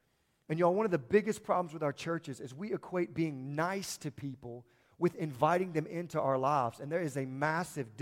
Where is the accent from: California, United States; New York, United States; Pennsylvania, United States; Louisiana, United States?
Louisiana, United States; moved away as an adult; now in Kentucky, United States; I'm from Louisiana